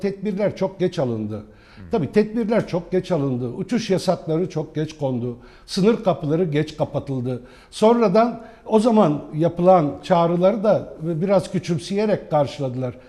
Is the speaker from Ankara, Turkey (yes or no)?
no; Nusaybin, Mardin, Turkey; first language Arabic; Turkish is a second language; moved away; Mardin Nusaybin doğumluyum. Ana dilim Arapçadır benim. Fakat e, büyüdüğüm Nusaybin'de